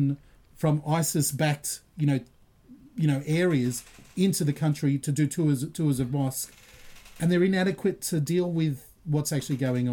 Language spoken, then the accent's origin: English; Australia; Australian Christian